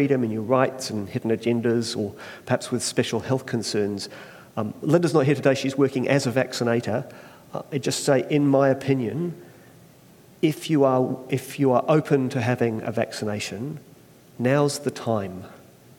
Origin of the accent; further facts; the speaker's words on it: Christchurch, Canterbury, New Zealand; also born or lived in Australia; we moved to Christchurch about the age 7.